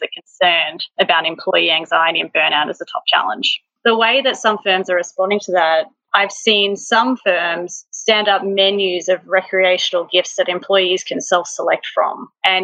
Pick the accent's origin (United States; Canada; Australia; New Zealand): Australia; as an Australian